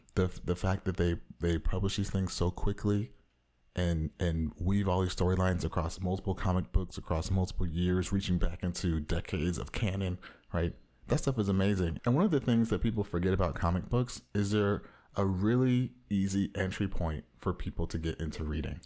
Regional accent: Orange County, Southern California, United States

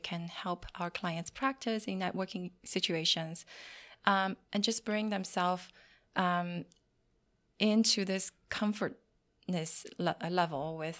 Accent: China; English is a second language; moved away; I came from China many years ago, and there's a big cultural difference between what we do in China and what we do here.

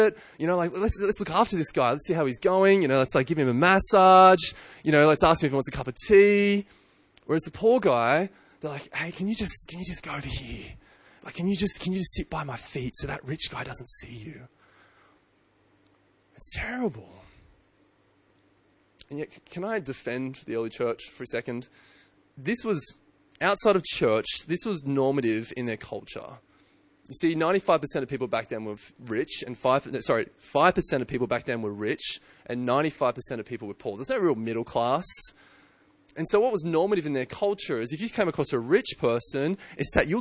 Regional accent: Australia; I'm an Australian and I'm white

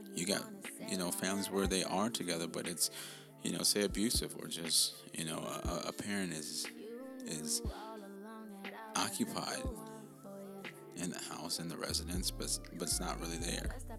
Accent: United States; I'm I'm African American

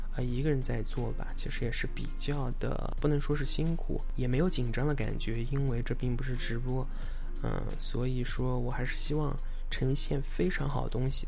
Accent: Anhui, China; moved away as an adult; now in Los Angeles, United States; 我来自安徽

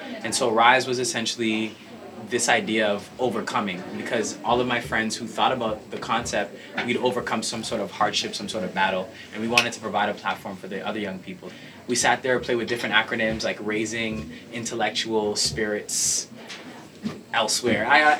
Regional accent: Toronto, Ontario, Canada; I grew up in Scarborough.

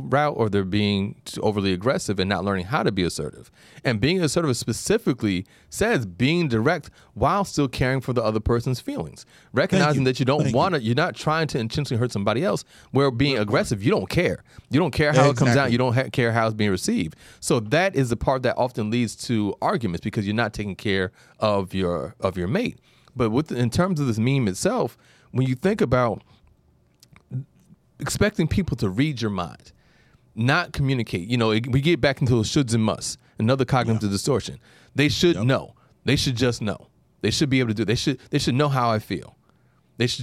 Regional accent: New York, United States; being a New Yorker

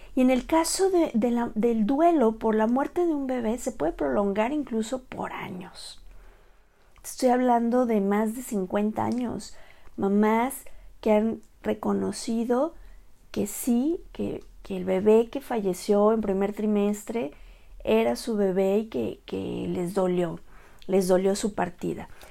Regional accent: Mexico; Soy la primera mexicana en ser asesora en duelo gestacional y perinatal

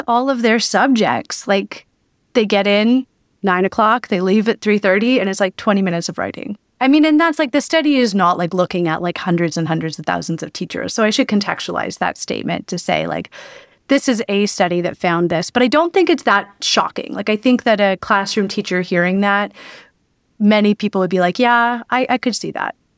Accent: Belleville, Ontario, Canada; now in Toronto, Canada; I live in Toronto. I'm from Belleville, Ontario

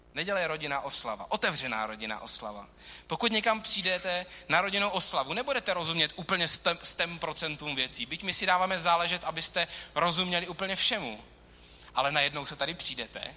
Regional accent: Czechia; čteme jako Češi v roce 2018

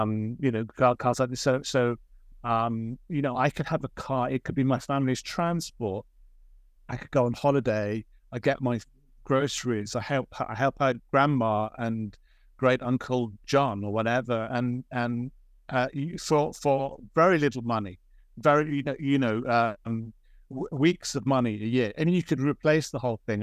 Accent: Oxford, South East England, United Kingdom; born or raised there

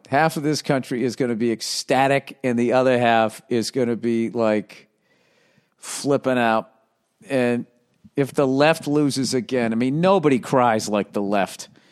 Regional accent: Boston, Massachusetts, United States; I'm from the Boston area

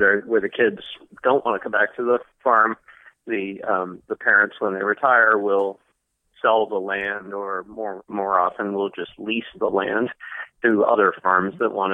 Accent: East Coast, United States; moved away as an adult; now in San Francisco, United States; I grew up on the East Coast, so not in farming country

